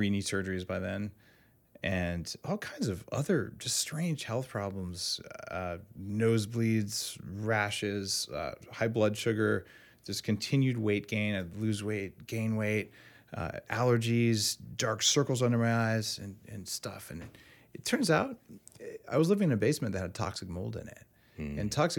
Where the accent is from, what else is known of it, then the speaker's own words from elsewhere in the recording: New Mexico, United States; also born or lived in Bay Area; now in California, United States; And I'm from New Mexico originally.